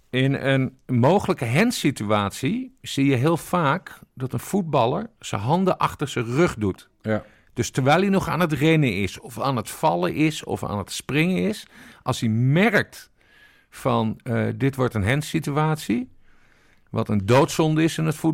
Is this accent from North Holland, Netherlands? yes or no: no; Friesland, Netherlands; Ik kom uit Friesland.